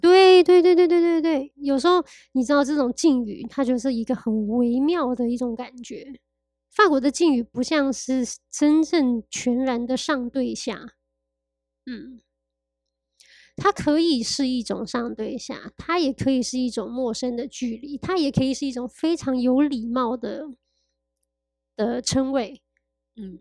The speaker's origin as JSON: {"language": "Chinese", "country": "Taiwan", "also_born_or_lived": "Paris, France", "moved": "as an adult", "said": "我常年其实住在巴黎， 然后我已经从去年一月回来到台湾到现在"}